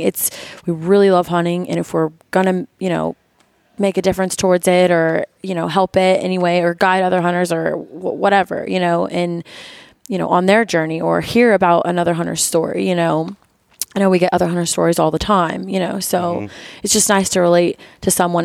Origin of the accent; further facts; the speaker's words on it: Florida, United States; moved away as an adult; now in Missouri, United States; I'm originally from Florida